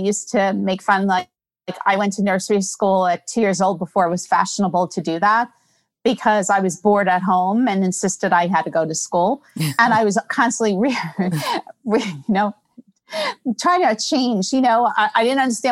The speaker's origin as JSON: {"language": "English", "region": "New York", "country": "United States", "tie": "born or raised there", "said": "I'm born and bred in New York"}